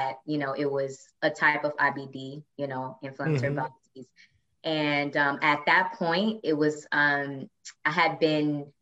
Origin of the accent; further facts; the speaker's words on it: Flint, Michigan, United States; moved away as an adult; also born or lived in Detroit, Michigan; now in New York City, United States; But I am originally from Flint, Michigan. That's where I'm born and raised.